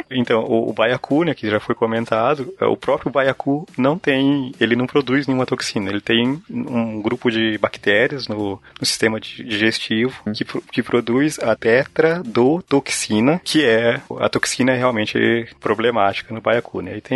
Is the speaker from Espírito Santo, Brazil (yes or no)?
no; Paraná, Brazil; eu sou do Paraná, tá?